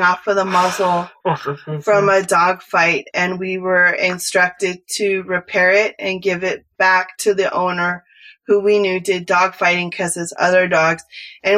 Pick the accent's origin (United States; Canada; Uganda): United States; San Francisco Bay Area, California; accent: Cali; moved away; I'm originally from California and I grew up in the San Francisco Bay Area